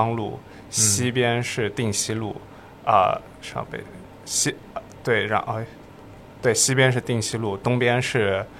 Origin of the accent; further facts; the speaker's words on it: Shanghai, China; 我上海人，